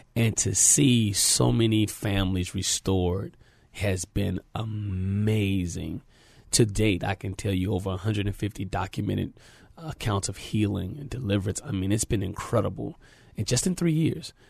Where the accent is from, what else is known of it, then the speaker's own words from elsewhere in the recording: San Antonio, Texas, United States; I'm a native of San Antonio, Texas, born and raised here